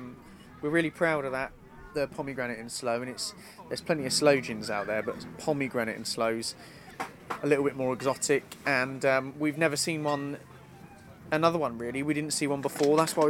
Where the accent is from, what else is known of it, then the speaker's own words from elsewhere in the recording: Buckinghamshire, South East England, United Kingdom; And we're from Bucks, yeah. We're Bucks born and bred